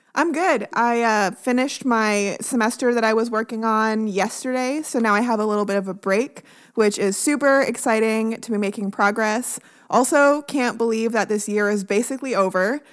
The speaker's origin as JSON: {"language": "English", "country": "Canada", "moved": "yes", "lives_now": "United States", "said": "I'm Canadian"}